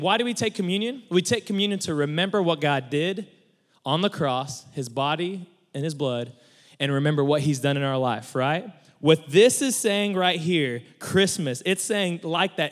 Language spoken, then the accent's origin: English; Mustang, Oklahoma, United States; I'm from Mustang, Oklahoma